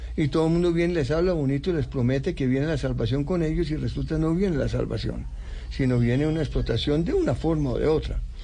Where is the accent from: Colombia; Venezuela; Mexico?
Colombia; Bogotá; also born or lived in United States / Europe; Así llegamos y vivimos, yo viví eh, hasta los 19 años dentro del campus